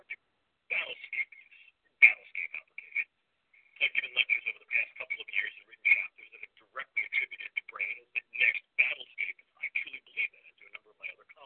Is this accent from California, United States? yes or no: no; New York, United States; accent: New York; my New York accent